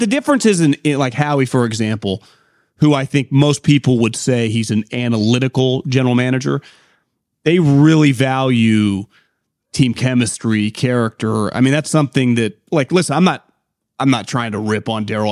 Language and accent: English; Davis, California, United States; I born and raised in Davis